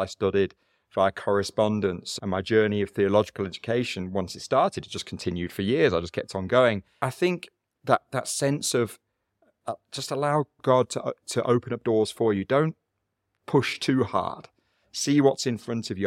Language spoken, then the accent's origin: English; United Kingdom; moved away as an adult; also born or lived in South Africa; now in Cape Town, South Africa; even though I've lived in South Africa twenty-five years, I still recognize a couple of things. One is I'm still British origin. I'm culturally British